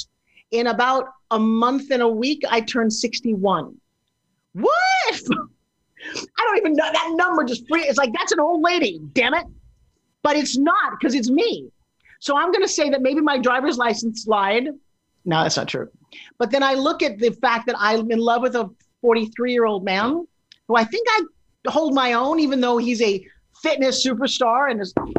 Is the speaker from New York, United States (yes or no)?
yes; New York, United States; I'm from New York